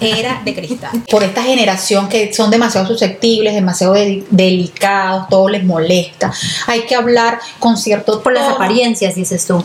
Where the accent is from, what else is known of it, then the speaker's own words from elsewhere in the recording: Venezuela; now in Italy; yo soy venezolana con raíces italianas y vivo en Italia